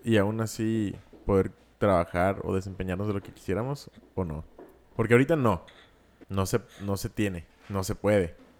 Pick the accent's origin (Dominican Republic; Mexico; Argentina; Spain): Mexico; nosotros los mexicanos